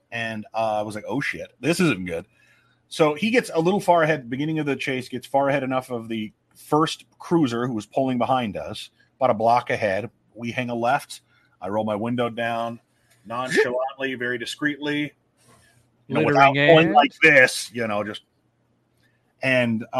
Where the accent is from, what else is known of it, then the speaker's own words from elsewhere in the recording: Omaha, Nebraska, United States; Omaha. Oh, no, it's my hometown